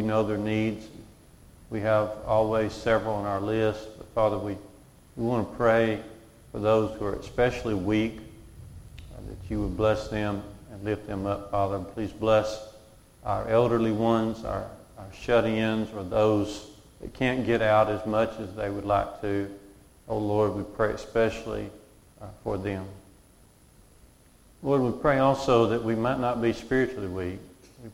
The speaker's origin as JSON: {"language": "English", "area": "Walker County", "region": "Alabama", "country": "United States", "tie": "born or raised there", "said": "I grew up in Waukegan. We went to church out near Smith Lake at Curry Church of Christ"}